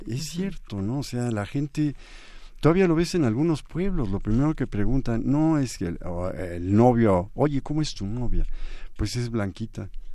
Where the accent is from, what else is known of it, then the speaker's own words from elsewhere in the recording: Mexico; moved away; also born or lived in Paris; nosotros como mexicanos